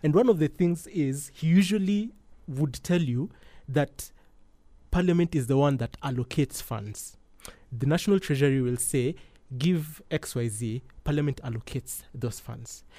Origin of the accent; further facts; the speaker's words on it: Kenya; as a Kenyan